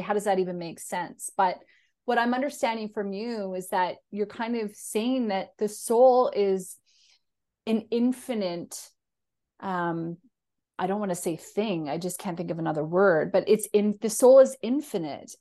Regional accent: Canada; I'm a Canadian

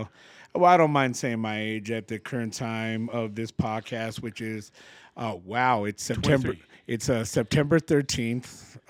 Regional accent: Denver, Colorado, United States; I just born and raised in Denver, been here my whole life, grew up I grew up kind of in the Westwood neighborhood pretty much. I went to school in the West Side, so that's where my roots hang

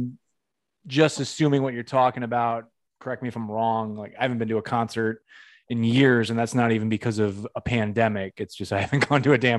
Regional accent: Northeast, United States; I'm from the Northeast

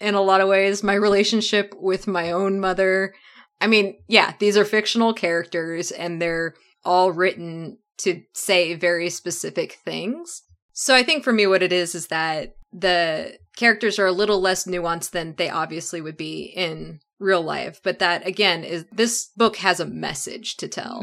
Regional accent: Oklahoma, United States; growing up in Oklahoma, lots of space around my house

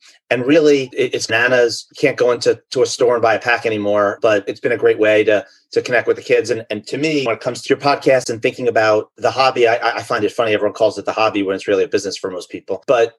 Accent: United States; also born or lived in London; I grew up in the New York, New Jersey area.

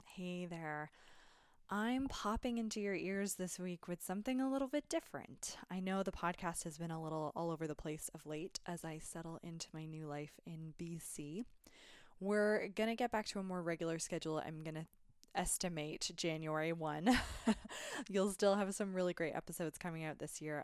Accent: Canada; I'm a Canadian

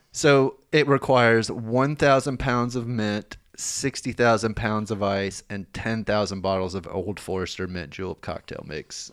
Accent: Lexington, Kentucky, United States; moved away; I grew up in Lexington, you know, we had Keeneland

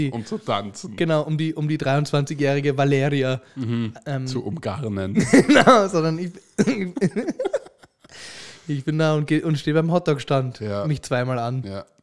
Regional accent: Austria; wir haben uns jetzt nicht als Österreicher

